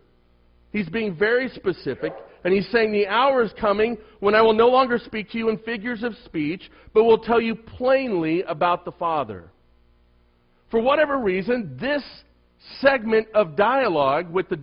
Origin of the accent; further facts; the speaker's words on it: United States; as an American